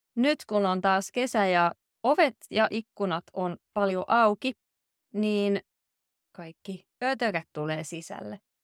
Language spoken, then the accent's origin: Finnish; Southern Finland, Finland; now in Oulu, Finland; Mä oon itse kotoisin Etelä-Suomesta, mutta nyt kun mä asun täällä Oulussa